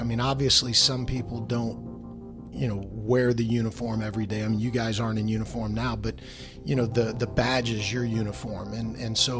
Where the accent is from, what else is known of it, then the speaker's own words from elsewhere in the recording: Dallas, Texas, United States; I'm born and raised in Dallas